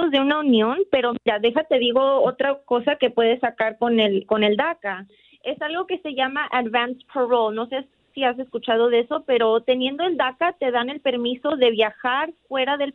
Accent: Montebello, California, United States; also born or lived in Michoacán; fui aquí en Montebello

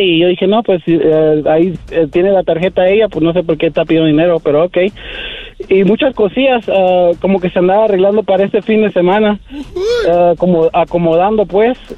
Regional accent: Phoenix, Arizona, United States; de Phoenix, Arizona

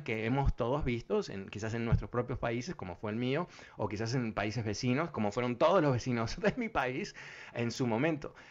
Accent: Uruguay; now in United States; no voy a ser francés, voy a ser un uruguayo que vive en Francia

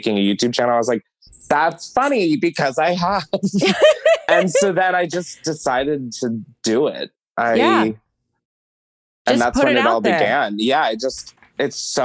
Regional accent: Delaware, United States; moved away as an adult; also born or lived in New York City; I was from Delaware

